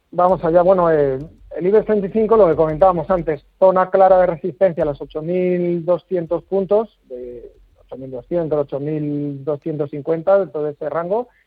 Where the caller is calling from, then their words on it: Madrid, Community of Madrid, Spain; Buenos días, eh … llamo de Madrid.